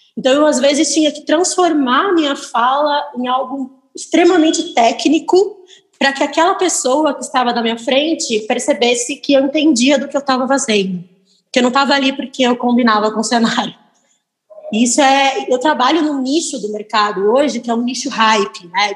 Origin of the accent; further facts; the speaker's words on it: Piracicaba, São Paulo, Brazil; moved away as an adult; now in São Paulo, Brazil; Eu sou do interior de São Paulo, sou de Piracicaba